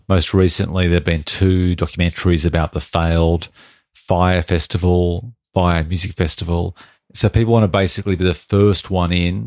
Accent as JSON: {"language": "English", "country": "Australia", "said": "We're Australian"}